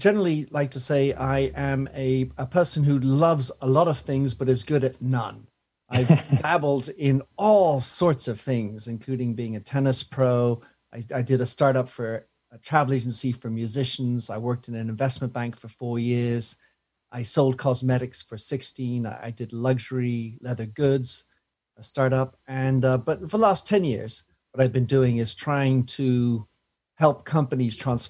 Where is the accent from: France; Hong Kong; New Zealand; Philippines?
France; also born or lived in Belgium / England; now in London, United Kingdom; I was born in Belgium to American parents, brought up in France, educated in England, and I have a French and a U.S. passport.